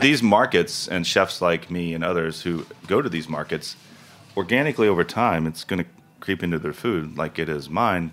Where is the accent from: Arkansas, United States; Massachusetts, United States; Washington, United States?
Arkansas, United States; the Ozarks, northern; the foods that I grew up with in the Ozarks